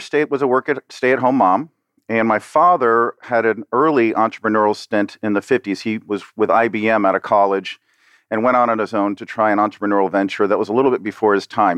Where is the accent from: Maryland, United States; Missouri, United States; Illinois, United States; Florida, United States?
Florida, United States; Miami; I'm a South Florida native. I was born and raised here in Miami